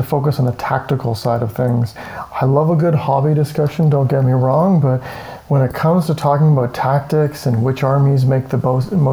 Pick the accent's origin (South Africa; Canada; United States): Canada; we're from Canada, so it's of the Great White North